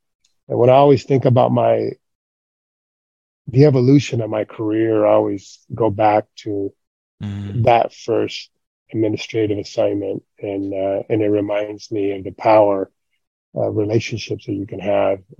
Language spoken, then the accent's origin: English; Gridley, California, United States; moved away as an adult; also born or lived in Oxnard, California / Monterey, California; I was born and raised in Gridley